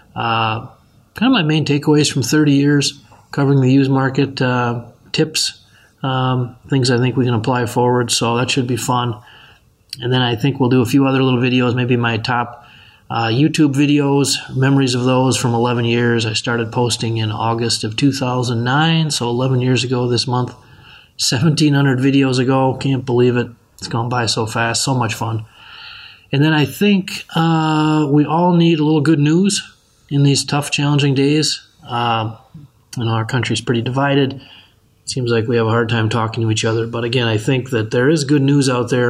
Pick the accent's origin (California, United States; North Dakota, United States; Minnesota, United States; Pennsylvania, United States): Minnesota, United States; Benson; now in Rochester, United States; where I grew up in Benson, Minnesota